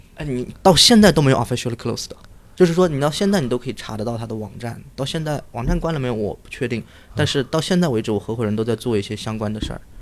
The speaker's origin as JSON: {"language": "Chinese", "town": "Kunming", "region": "Yunnan", "country": "China", "tie": "born or raised there", "also_born_or_lived": "Nanchang / United States / Beijing", "moved": "as an adult", "said": "我是九一年出生的，然后家乡是云南昆明，之后在那个南昌读的本科，南昌大学"}